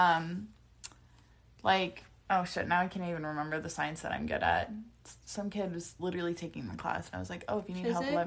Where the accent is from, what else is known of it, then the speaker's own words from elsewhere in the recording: Nebraska, United States; I grew up in the Midwest and we're the ones with the squares